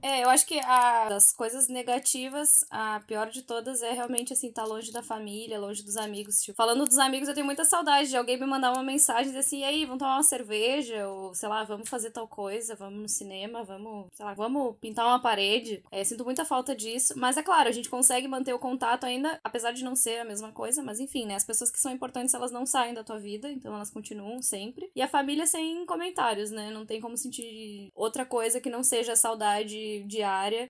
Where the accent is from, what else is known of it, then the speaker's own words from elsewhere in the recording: Brazil; moved away as an adult; now in London, United Kingdom; eu sou brasileira, brasileira, e eu sempre vou ser brasileira